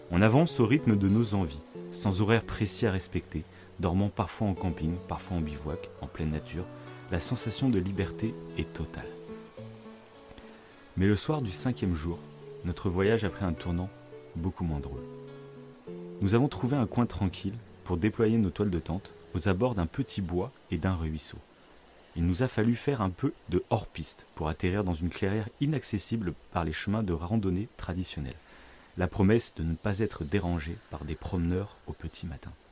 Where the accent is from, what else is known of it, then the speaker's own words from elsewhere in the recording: south-west France, France; j'ai 33 ans et je suis originaire du sud-ouest de la France dans un petit village qui borde l'océan Atlantique.